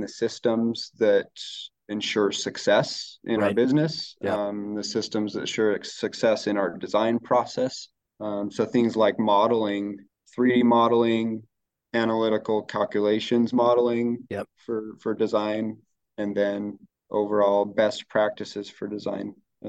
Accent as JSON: {"language": "English", "country": "United States", "tie": "born or raised there", "also_born_or_lived": "Colorado / Utah", "moved": "as an adult", "lives_now": "Pacific Northwest, United States", "said": "here in the Pacific Northwest, I'm fairly new. I grew up fishing in Colorado and Utah."}